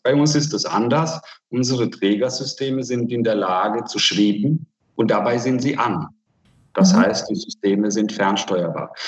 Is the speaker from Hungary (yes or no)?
yes; Hungary; now in Germany; ich komme aus Ungarn